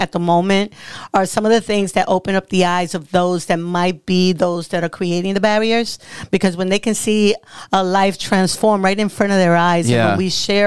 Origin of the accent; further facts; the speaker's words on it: New York City, New York, United States; now in Youngstown, United States; I grew up in the Bronx